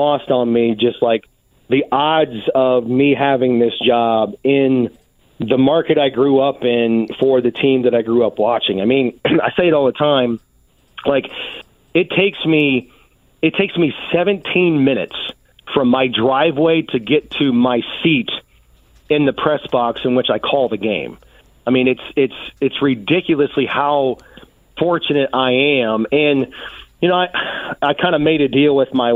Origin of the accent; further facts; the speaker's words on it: Indianapolis, Indiana, United States; I grew up here. I grew up on the South Side, grew up watching the Colts